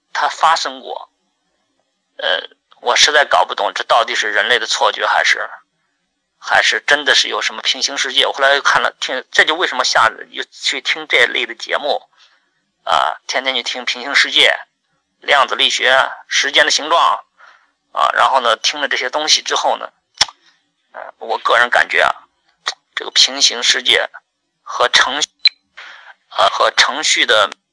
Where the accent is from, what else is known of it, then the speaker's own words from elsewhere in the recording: Henan, China; 我的老家，啊，就是新乡跟郑州中间的一个县城